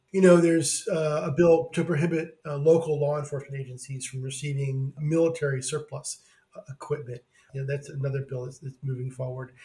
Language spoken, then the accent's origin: English; Oregon, United States; also born or lived in California; being in my home state of Oregon